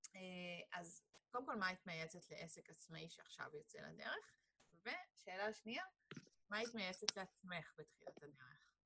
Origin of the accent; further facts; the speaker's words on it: Hod HaSharon, Central District, Israel; moved away as an adult; now in Petah Tikva, Israel; אני כאילו במקור מאוד השרון, וכפר סבא זה היה תמיד העיר שיצאנו לבלות בתור אה, בני נוער